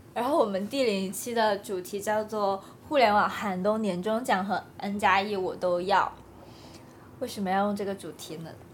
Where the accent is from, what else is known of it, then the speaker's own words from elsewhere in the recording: southern China, China; accent: 塑普 (Cantonese/Guangdong-accented Mandarin); 我们都是南方人，都讲素谱